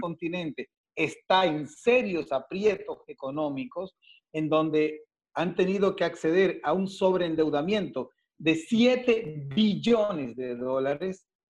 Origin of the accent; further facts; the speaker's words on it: Dominican Republic; moved away as an adult; now in Ecuador; yo soy dominicano, yo soy de República Dominicana